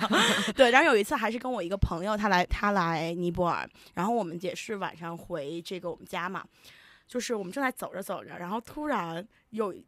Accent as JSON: {"language": "Chinese", "country": "China", "tie": "born or raised there", "also_born_or_lived": "Nepal", "moved": "as an adult", "said": "在国内出生长大"}